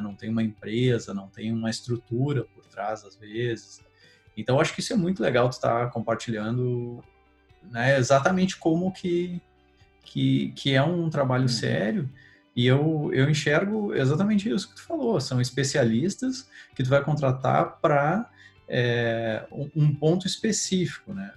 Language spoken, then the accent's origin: Portuguese; Rio Grande do Sul, Brazil; sou do Rio Grande do Sul